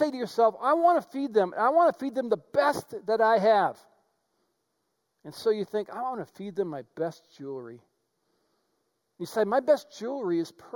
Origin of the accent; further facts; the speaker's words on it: White Bear Lake, Minnesota, United States; I grew up in White Bear Lake